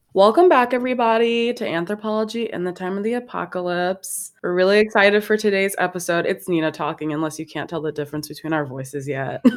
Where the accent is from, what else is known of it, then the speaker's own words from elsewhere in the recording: Chicago, Illinois, United States; I'm from Chicago, and so I stand Chicago really hard. And I'm also from the best part of Chicago, which is the South Side